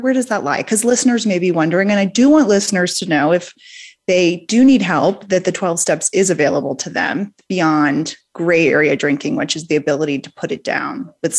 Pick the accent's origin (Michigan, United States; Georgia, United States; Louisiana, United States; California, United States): Louisiana, United States; New Orleans; I'm from New Orleans. I grew up in a drinking household